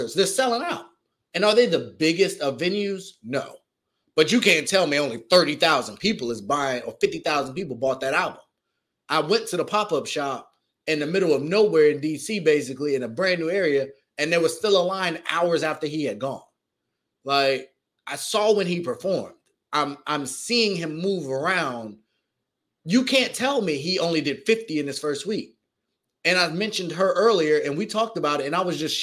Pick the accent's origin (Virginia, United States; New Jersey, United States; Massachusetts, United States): Virginia, United States; also born or lived in Washington, D.C.; I've lived in Virginia most of my whole life